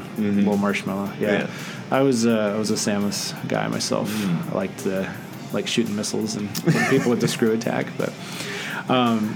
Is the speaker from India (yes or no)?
no; Netherlands; growing up in the Netherlands, where it was legal when I was a kid